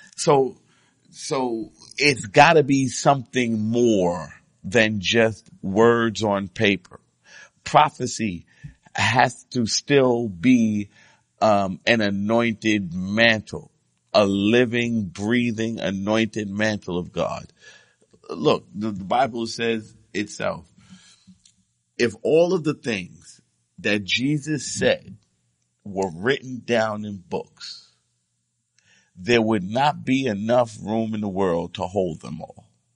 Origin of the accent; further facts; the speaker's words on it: United States; I'm an American